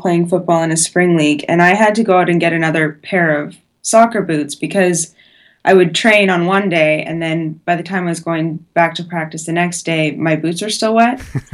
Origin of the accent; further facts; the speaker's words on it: Edmonton, Alberta, Canada; moved away as an adult; now in Edinburgh, United Kingdom; we're both from Edmonton